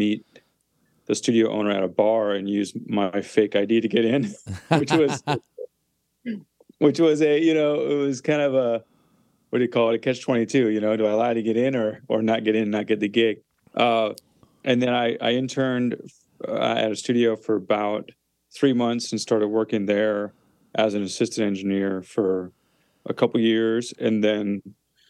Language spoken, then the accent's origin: English; Clear Lake, Wisconsin, United States; also born or lived in Minneapolis; now in Nashville, United States; I'm from Clear Lake, Wisconsin, which is a small town of about 1,000 people.